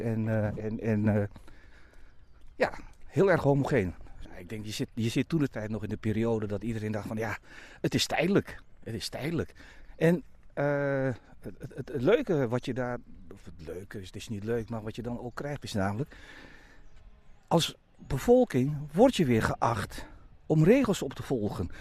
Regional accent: Bovensmilde, Drenthe, Netherlands; moved away as an adult; also born or lived in Vaassen; ik woon nu op een, eh, op een steenwoord afstand waar mijn ouders hebben gewoond en waar ik ben opgegroeid vanaf mijn negende jaar

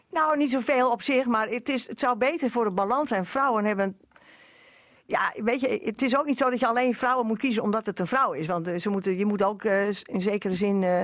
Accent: western Netherlands, Netherlands; moved away; ik kom uit Dorp, daar ben ik geboren. Dus ik kom eigenlijk uit het westen

